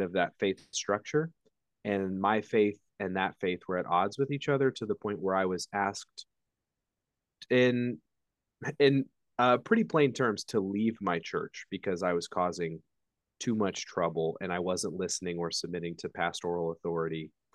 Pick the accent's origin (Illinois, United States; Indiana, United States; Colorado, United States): Indiana, United States; I'm from Indiana, so much further north than Texas